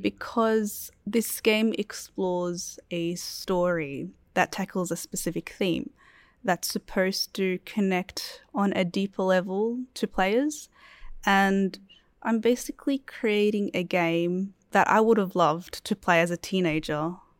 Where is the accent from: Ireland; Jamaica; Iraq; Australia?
Iraq; moved away; I come from Iraq